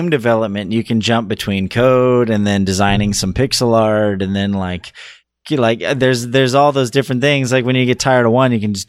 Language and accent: English; California, United States; also born or lived in Pocatello, Idaho; I'm a California boy.